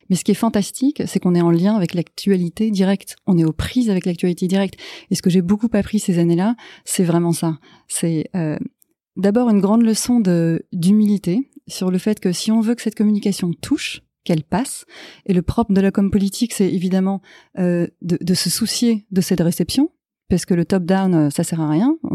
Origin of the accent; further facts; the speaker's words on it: United States; Ah oui, j'ai grandi en partie aux États-Unis.